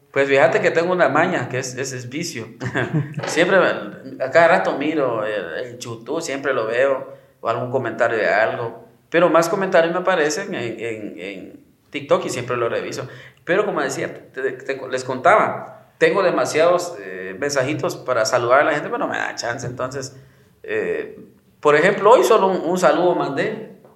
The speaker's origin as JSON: {"language": "Spanish", "country": "Guatemala", "said": "soy del lugar, soy de Guate"}